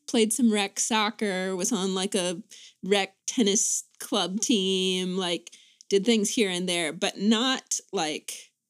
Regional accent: Greensboro, North Carolina, United States; also born or lived in Charlottesville, Virginia; So I was born in Charlottesville and then grew up in Greensboro, North Carolina.

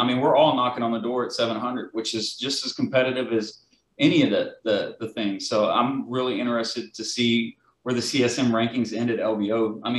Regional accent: Santa Fe, Texas, United States; born or raised there

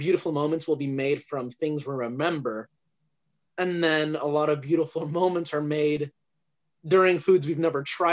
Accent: Arizona, United States; also born or lived in England; I grew up here in Arizona.

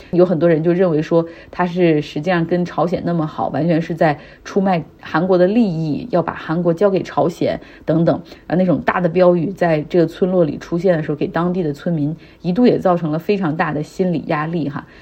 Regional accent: Harbin, Heilongjiang, China; 像我老家哈尔滨

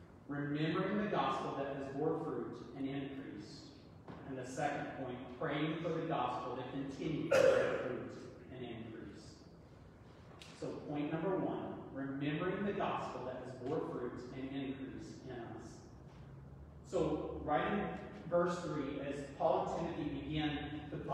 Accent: East Tennessee, United States; I'm a true Southern boy. I'm from East Tennessee. We say y'all.

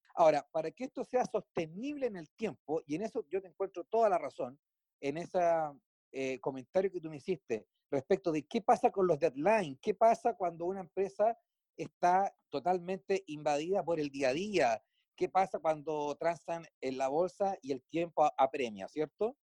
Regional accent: Chile; En mi país, Chile, se innova

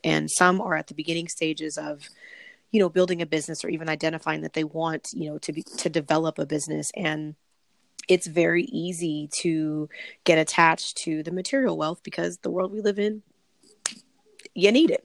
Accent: Los Angeles, California, United States

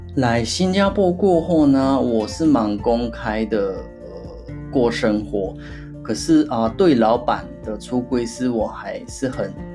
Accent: Hyogo, Japan; Chinese is a second language; moved away as an adult; now in Tokyo, Japan; 回我老家是兵库县的

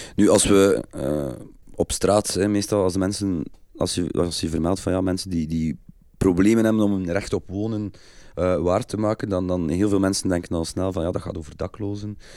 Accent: Kortrijk, Flanders, Belgium; also born or lived in Lendelede; ik ben 42 jaar, ik kom uit Kortrijk

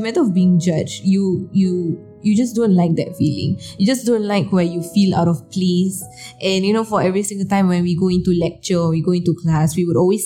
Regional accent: Singapore; we came from Singapore and we are not, you know, locals

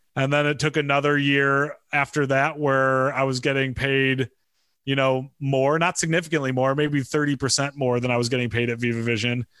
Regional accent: Michigan, United States; moved away; I grew up in Michigan

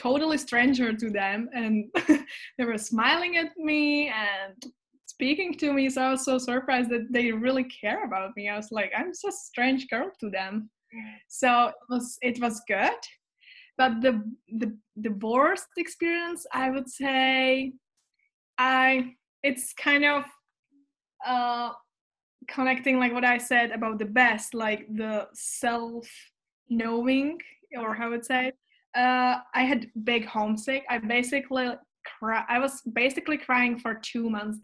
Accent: Czechia; English is a second language; moved away as an adult; also born or lived in Canada; I was also volunteering in the summer camps back in Czech

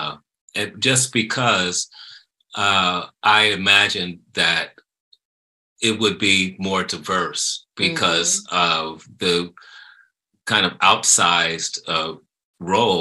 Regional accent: Chicago, Illinois, United States; in Chicago, in my hometown

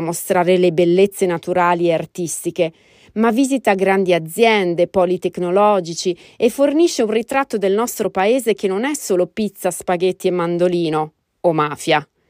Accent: Italy; moved away as an adult; now in United States; il mio paese d'origine

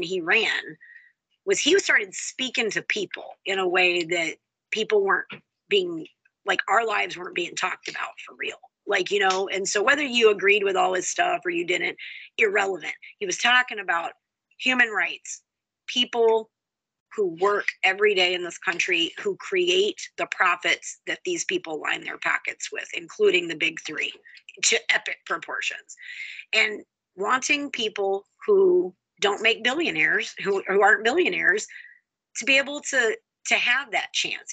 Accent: Houston, Texas, United States; now in Holly, Michigan, United States; I'm from Houston, most diverse city in the country. I grew up

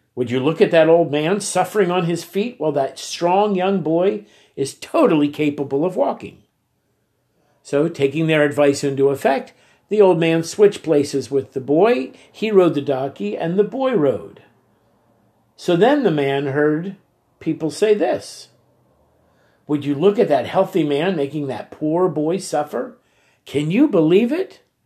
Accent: United States; accent: American; they could tell by my accent that I was American

